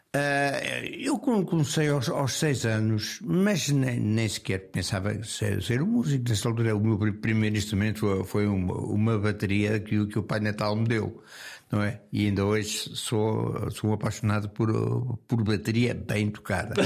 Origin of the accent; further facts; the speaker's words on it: Lisbon, Portugal; eu nasci no Campo Grande uh, numa, numa casa que foi, que, que foi a última coisa que, que, me ligou a Lisboa